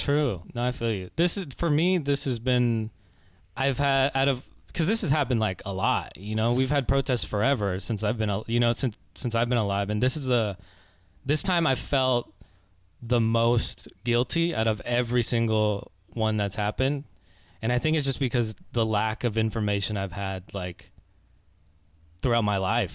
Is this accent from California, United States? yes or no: yes; Oakland, California, United States; also born or lived in Concord, California; I was born and raised in the Bay Area, uh, born in Oakland, and I spent a lot of time in, like, Concord, California.